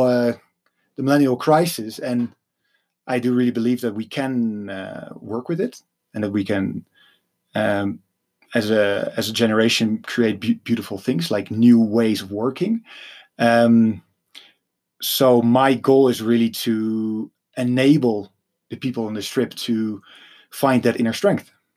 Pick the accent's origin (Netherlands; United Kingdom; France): Netherlands; I'm from Holland